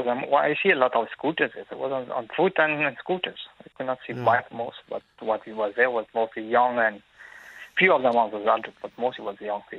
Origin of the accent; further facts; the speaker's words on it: Mauritius; now in Dublin, Ireland; I'm from Mauritius.